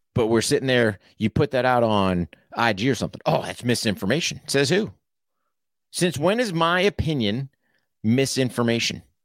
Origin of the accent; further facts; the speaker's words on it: United States; I'm an American